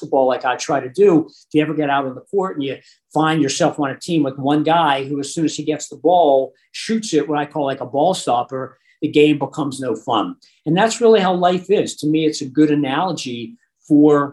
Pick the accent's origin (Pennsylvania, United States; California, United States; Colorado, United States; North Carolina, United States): Pennsylvania, United States; Pittsburgh; I grew up in Pittsburgh